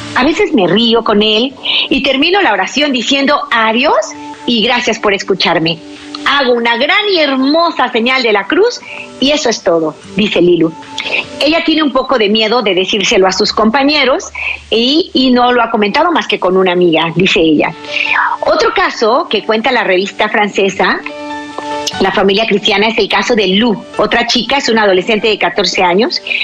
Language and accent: Spanish; Mexico; mi país, México